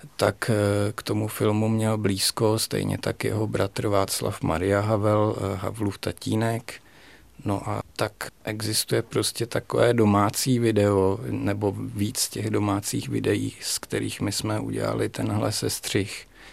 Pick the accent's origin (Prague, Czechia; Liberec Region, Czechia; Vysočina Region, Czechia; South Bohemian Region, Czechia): South Bohemian Region, Czechia; Strakonice; pocházím ze Strakonic původem